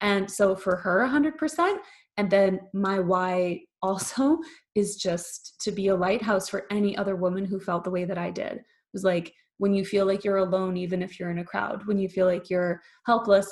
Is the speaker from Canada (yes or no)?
yes; Canada; moved away as an adult; now in Germany; I live in Germany. I'm Canadian. I live in Germany.